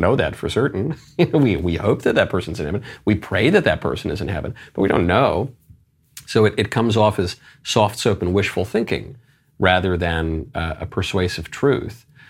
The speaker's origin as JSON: {"language": "English", "region": "New York", "country": "United States", "said": "I'm a New Yorker"}